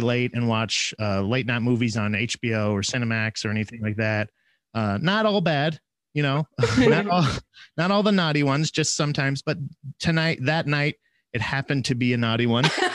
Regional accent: Florida, United States; moved away as an adult; I'm originally from Florida, so we we moved up here not uh, like six years ago

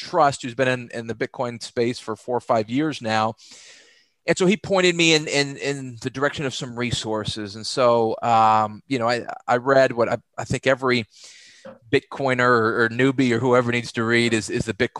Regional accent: Texas, United States; I grew up in Texas, played Division I football at the University of North Texas

